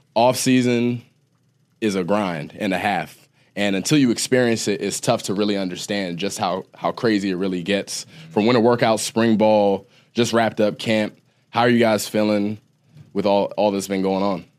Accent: Ohio, United States; moved away as an adult; I was an Ohio kid. I'm from Ohio

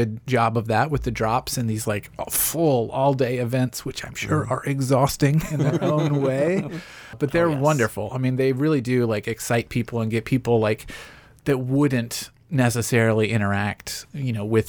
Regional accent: Franklin, Tennessee, United States; I grew up in the suburbs of, you know, I'm a Franklin kid. My wife would kill me if I said I was from Nashville.

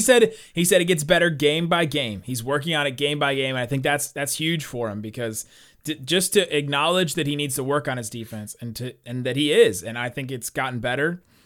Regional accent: Cincinnati, Ohio, United States; I'm from Cincinnati

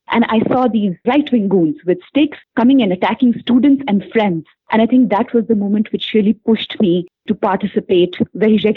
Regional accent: Punjab, India; moved away as an adult; also born or lived in Delhi; now in Montreal, Canada; I hail from Punjab and I've studied in Delhi for quite some time

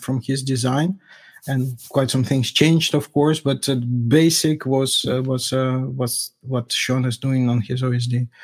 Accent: Russia; I'm from Russia

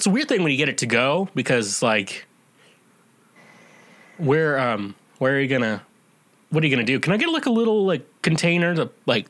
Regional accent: Kansas, United States; moved away; also born or lived in Missouri; I lived in Kansas a good chunk and then I went to college and high school in Missouri.

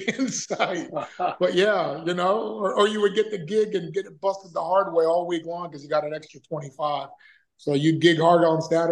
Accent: Florida, United States; I'm from Florida

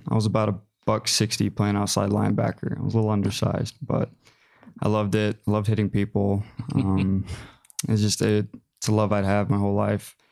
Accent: McKinney, Texas, United States; I grew up in Texas, Dallas area. So, about 45 minutes north of Dallas in McKinney

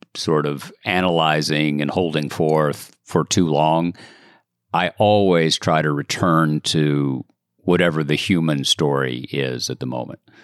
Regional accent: Chattanooga, Tennessee, United States; I grew up in Chattanooga, Tennessee

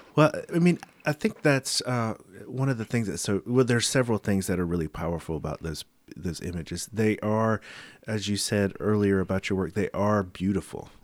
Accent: the South, United States; I'm from the South

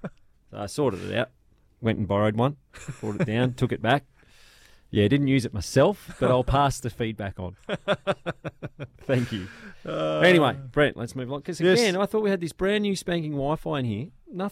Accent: Australia; as an Australian

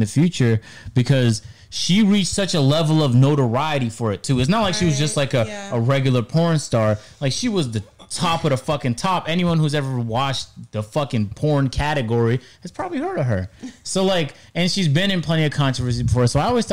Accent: Canada; moved away as an adult; I grew up in Canada. Our public schools were pretty decent.

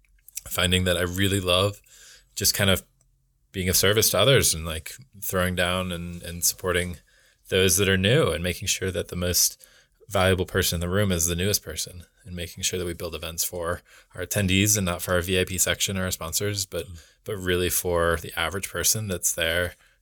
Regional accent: Oregon, United States; now in Colorado, United States; I grew up in Oregon. I went to school in Rhode Island, and then I moved to Colorado afterwards.

